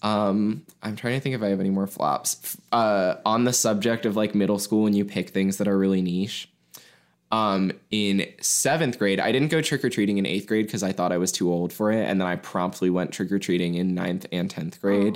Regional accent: Mason, Ohio, United States; Catholic elementary school that's in my hometown

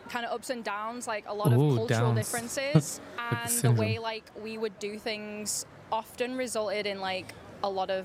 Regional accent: England, United Kingdom; moved away as an adult; also born or lived in Korea; now in South Korea; I'm from England.

